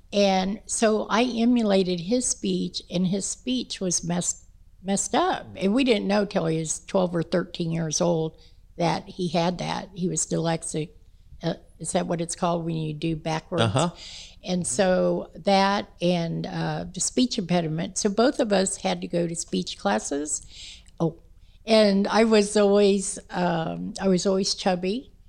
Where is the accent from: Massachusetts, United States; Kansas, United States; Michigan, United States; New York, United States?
Kansas, United States; Kansas City; Oh, we moved out to 81st Street then in Wyandotte County.